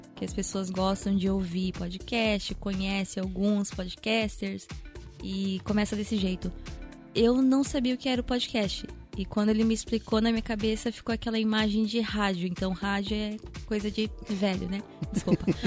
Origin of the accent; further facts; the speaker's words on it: Japan; eu ter sido criada aqui no Japão, né? Tenho pai japonês